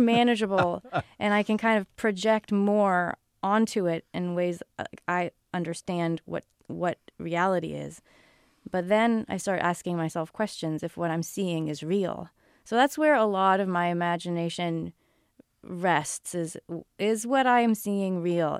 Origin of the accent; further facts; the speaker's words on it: Newton, Massachusetts, United States; moved away as an adult; also born or lived in New York City / China / Rhode Island / California; I grew up in Newton, Massachusetts